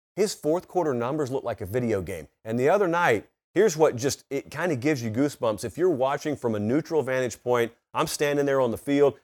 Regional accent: the South, United States; I grew up in the South

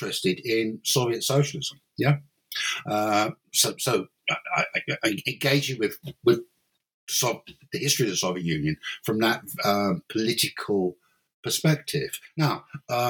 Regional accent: London, United Kingdom; moved away as an adult; now in Cork, Ireland; originally I'm not Irish. Originally, I'm English or British. I'm from London basically, and then in 1992 I moved to Ireland

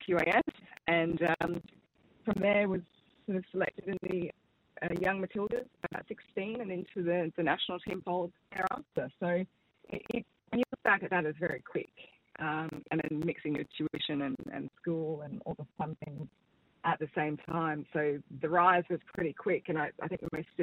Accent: South Africa; now in Australia; I'm of South African background

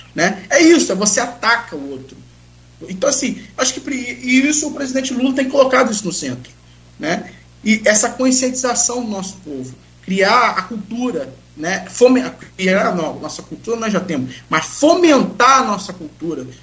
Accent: Brazil; Eu vou ficar no Brasil, porque eu sou brasileiro

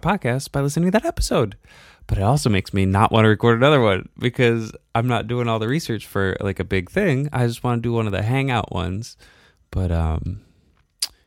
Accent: Binghamton, New York, United States; I came from Binghamton, New York

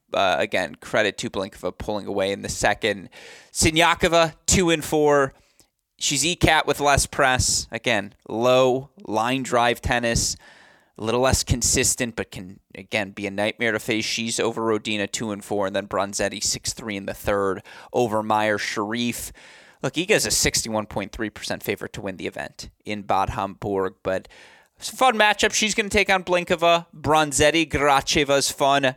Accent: Franklin, Michigan, United States; moved away; I will be home in Bloomfield Hills next week, or I should say I won't be in Bloomfield Hills. Technically, I'll be in Franklin

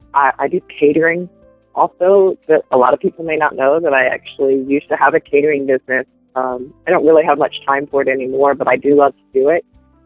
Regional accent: the South, United States; Southern food, being that I'm from the South, I like to throw down in the kitchen with some good old Southern food

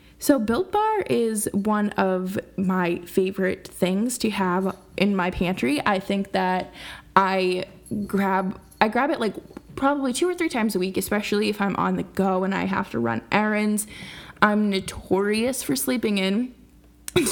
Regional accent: United States; Growing up as American, growing up in America

